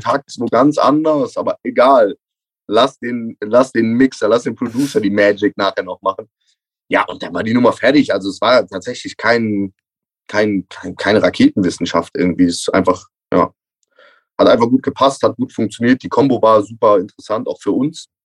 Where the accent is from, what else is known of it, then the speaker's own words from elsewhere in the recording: Cologne, North Rhine-Westphalia, Germany; als Kölner